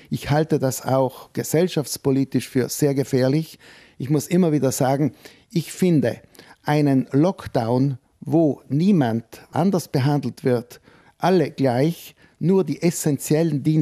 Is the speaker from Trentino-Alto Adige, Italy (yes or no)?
yes; Trentino-Alto Adige, Italy; machen wir keine bessere Figur als Südtiroler